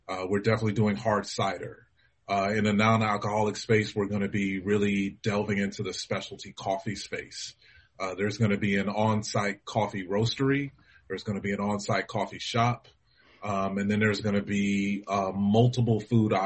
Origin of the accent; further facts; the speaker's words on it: Los Angeles, California, United States; the community that I knew as a kid growing up in Los Angeles